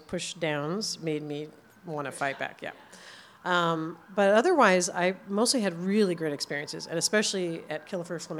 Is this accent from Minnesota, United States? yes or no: no; New Jersey, United States; now in Los Angeles, United States; I grew up in New Jersey